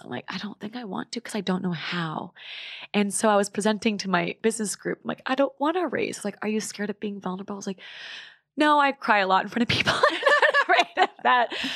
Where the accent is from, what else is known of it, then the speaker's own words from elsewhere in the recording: Vancouver, British Columbia, Canada; I'm from Vancouver